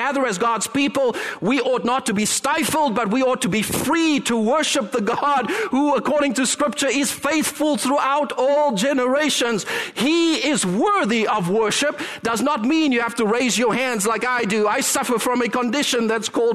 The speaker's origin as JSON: {"language": "English", "country": "Canada", "said": "we as Canadians, and yes, I include myself in that because I am so Canadian."}